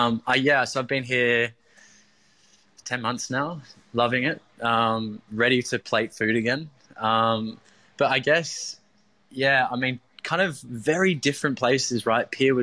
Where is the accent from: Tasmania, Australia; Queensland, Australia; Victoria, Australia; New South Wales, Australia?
New South Wales, Australia; Maroubra; although I grew up in Maroubra, but, you know, coming to Bondi around the early 20 mark